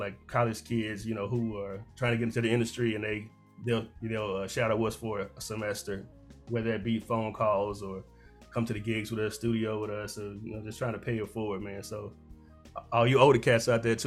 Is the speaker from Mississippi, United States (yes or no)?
yes; Jackson, Mississippi, United States; moved away; growing up in Jackson, Mississippi